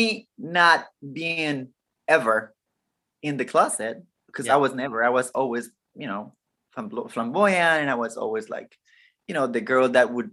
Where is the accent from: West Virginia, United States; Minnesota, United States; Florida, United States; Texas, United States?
Texas, United States; Brownsville; also born or lived in Matamoros, Mexico; now in Washington, D.C., United States; I was born in Brownsville, Texas, and I grew up in Brownsville and Matamoros, you know, that side of Mexico